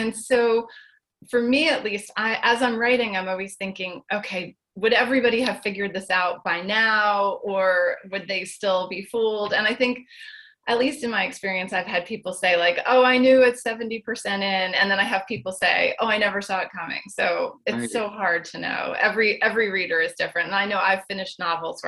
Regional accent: Chatham, New Jersey, United States; I'm in Morris County in Chatham.

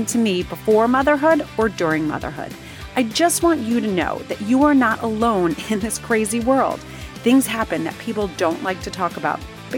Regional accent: New Jersey, United States; moved away as an adult; also born or lived in Manhattan, New York / Connecticut; now in Long Island, United States; I grew up in Jersey, went to college in New Jersey

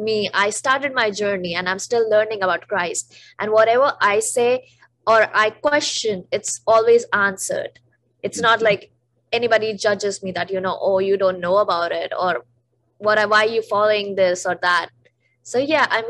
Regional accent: the Himalayas, North India, India; moved away; I'm a North Indian, and that too, I am from the Himalayas

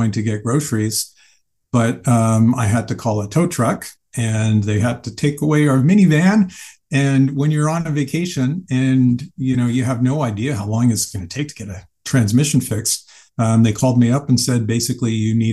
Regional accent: Canada; I'm from Canada

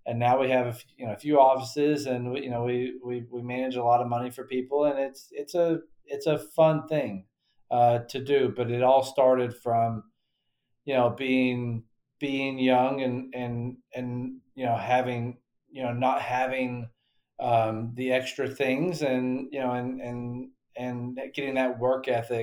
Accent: Western North Carolina, United States; I grew up in Western North Carolina

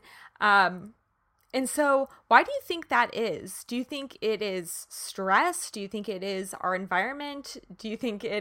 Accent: Kansas, United States; now in California, United States; I'm from Kansas originally

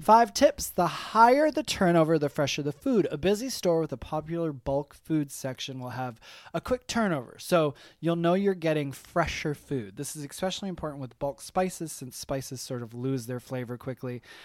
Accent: Michigan, United States; also born or lived in New York; now in Atlanta, United States; I'm from Michigan originally

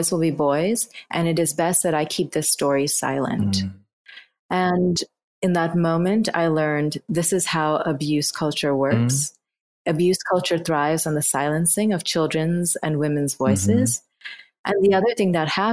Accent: Bangladesh; I was born in Bangladesh in 1983

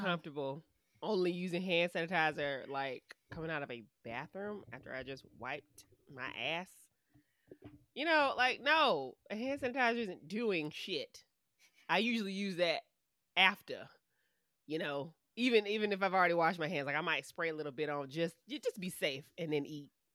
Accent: United States; we are American

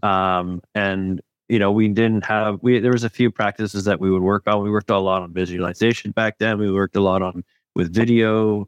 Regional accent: Parry Sound, Ontario, Canada; now in West Coast, Canada; I grew up northern, a couple hours north of Toronto in Perry Sound

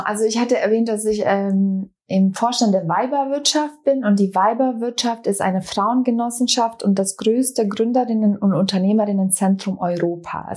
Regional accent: Bosnia & Herzegovina; now in Berlin, Germany; ich komme ursprünglich aus Bosnien-Herzegowina. Wir sind 95 nach Berlin geflüchtet

